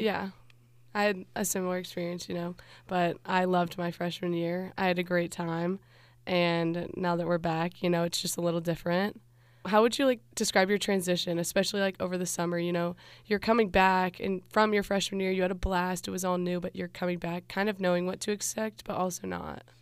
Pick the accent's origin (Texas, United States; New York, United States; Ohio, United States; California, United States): Ohio, United States; Loveland; I'm from Cincinnati, Ohio, more specifically, the little town of Loveland